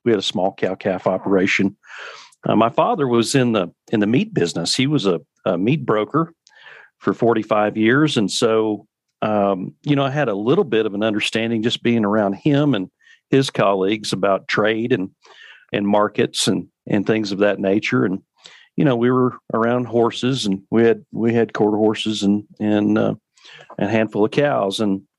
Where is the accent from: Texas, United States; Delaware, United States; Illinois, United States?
Texas, United States; North Central; I grew up in North Central Texas